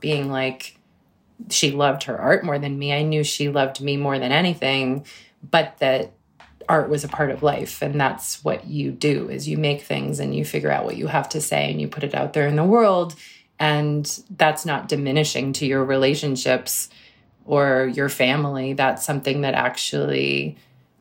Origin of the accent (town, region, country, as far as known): Cambridge, Massachusetts, United States; born or raised there